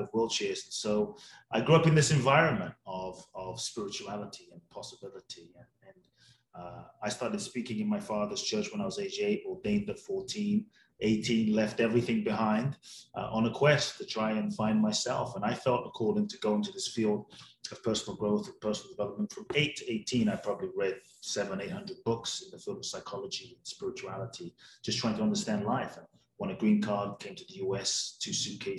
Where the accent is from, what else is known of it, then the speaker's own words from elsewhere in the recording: London, United Kingdom; also born or lived in Ghana; now in United States; Grew up in London, live in the US